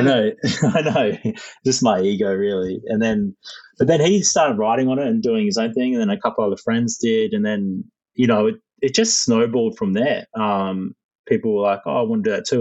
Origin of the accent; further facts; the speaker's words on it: Caloundra, Queensland, Australia; where I grew up is in Caloundra in Queensland, um, up in the north of Australia